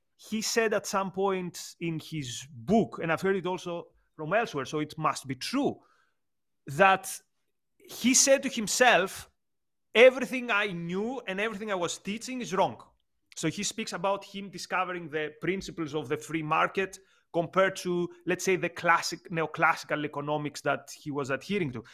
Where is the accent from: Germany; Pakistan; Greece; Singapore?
Greece; moved away as an adult; also born or lived in United Kingdom; I come from Greece, a country with a similar political trajectory with Argentina